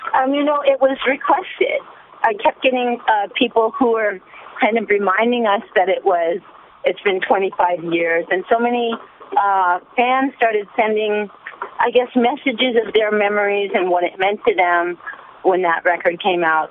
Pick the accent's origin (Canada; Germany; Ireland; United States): Canada; I'm Canadian and I'm such a proud little Canadian